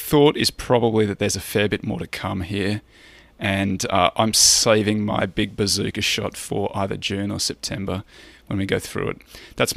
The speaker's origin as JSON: {"language": "English", "country": "Australia", "said": "I'm Australian."}